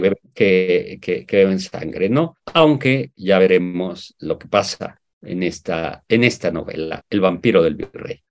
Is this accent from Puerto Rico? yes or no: no; Mexico; Yo como mexicano